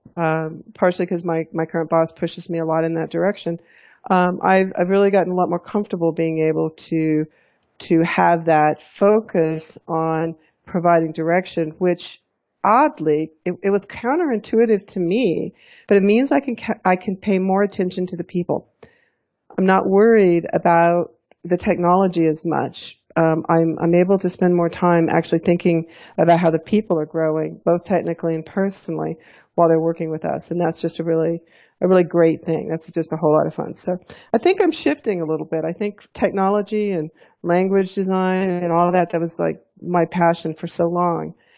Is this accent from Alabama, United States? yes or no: yes; Alabama, United States; also born or lived in Texas / Houston / Fort Collins, Colorado; now in Colorado, United States; growing up in Alabama.